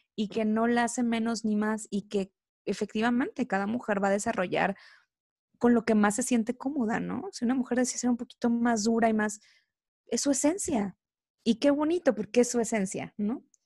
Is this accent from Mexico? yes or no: yes; Coatzacoalcos, Veracruz, Mexico; now in Mexico City, Mexico; Soy originaria de Veracruz, específicamente del puerto de Coatzacoalcos, Veracruz, así que soy orgullosamente veracruzana.